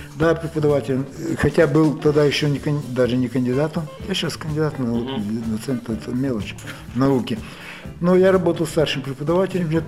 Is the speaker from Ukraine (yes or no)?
yes; Ukraine; moved away as an adult; also born or lived in Lviv, Ukraine / Murom, Russia; now in Minsk, Belarus; Я сам украинец по национальности, кончал Львовский институт политехнический